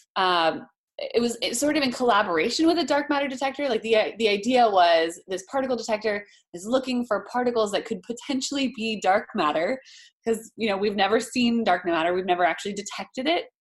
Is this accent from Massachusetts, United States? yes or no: no; Hawaii, United States; moved away; also born or lived in Boston; I grew up in Hawaii